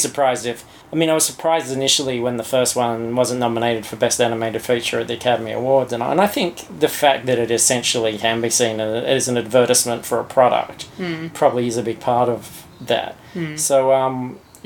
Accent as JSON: {"language": "English", "country": "Australia", "said": "as an Australian"}